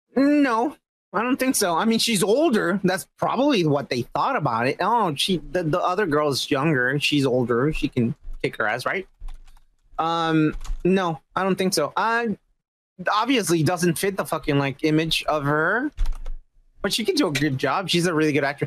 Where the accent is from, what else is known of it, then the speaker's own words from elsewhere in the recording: Mexico; I'm just Mexican.